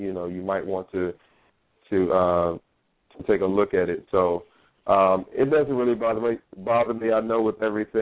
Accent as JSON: {"language": "English", "town": "Norfolk", "region": "Virginia", "country": "United States", "tie": "born or raised there", "moved": "as an adult", "lives_now": "New York City, United States", "said": "I'm originally from Norfolk, Virginia. That's where I was born and raised"}